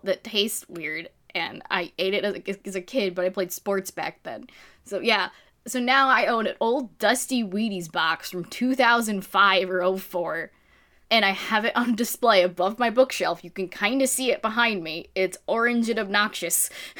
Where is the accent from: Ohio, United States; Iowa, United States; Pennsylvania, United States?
Pennsylvania, United States; Philadelphia; I'm from the Philly area